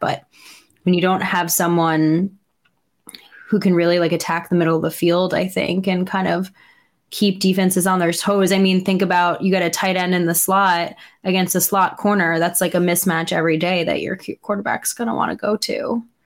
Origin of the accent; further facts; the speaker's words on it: New York, United States; as a New Yorker